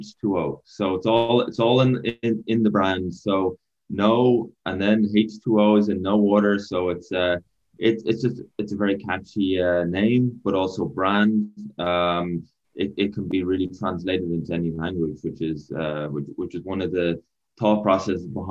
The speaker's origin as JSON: {"language": "English", "country": "Ireland", "accent": "Irish", "moved": "as an adult", "lives_now": "United States", "said": "originally Irish, moved over from Ireland a couple of years back"}